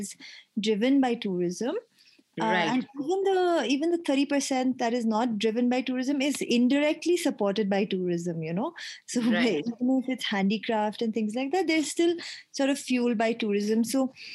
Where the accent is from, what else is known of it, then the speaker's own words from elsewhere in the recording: Tamil Nadu, India; moved away as an adult; also born or lived in Delhi / Japan; now in Leh, India; I was born in Leh, but I never really had the opportunity to grow up here. I actually did my schooling down south in Tamil Nadu